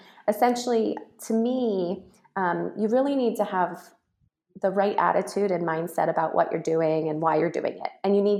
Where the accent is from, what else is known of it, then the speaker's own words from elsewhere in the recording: Reno, Nevada, United States; Reno, Nevada. Yeah.